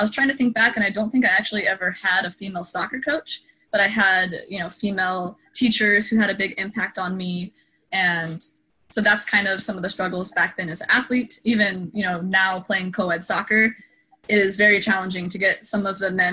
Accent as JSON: {"language": "English", "region": "Oregon", "country": "United States", "tie": "born or raised there", "also_born_or_lived": "Southern California", "said": "I was born in California, actually, Southern California, but I was raised in Oregon"}